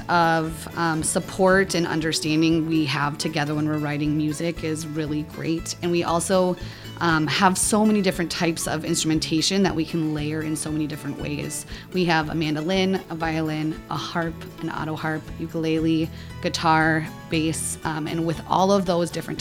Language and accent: English; South Dakota, United States; I'm from South Dakota